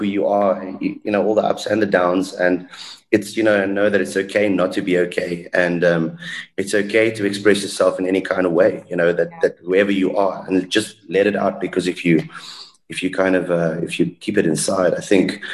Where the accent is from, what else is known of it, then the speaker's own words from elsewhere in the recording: South Africa; I'm South African, you know. I come from a very bilingual house